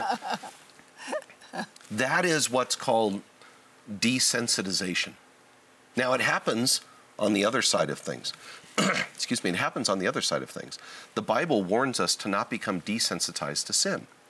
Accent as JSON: {"language": "English", "region": "Southern California", "country": "United States", "tie": "born or raised there", "said": "I was born and raised in Southern California"}